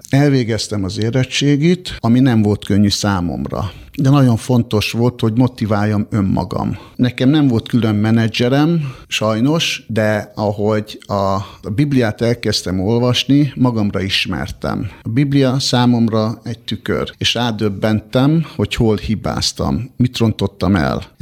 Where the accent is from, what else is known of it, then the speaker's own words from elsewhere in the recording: Budapest, Hungary; also born or lived in Borsod-Abaúj-Zemplén; én egy borsodi születésű ember vagyok, borsodban születtem, pontosabban Nozdon, kisgyerekkorom óta felköltöztünk Budapestre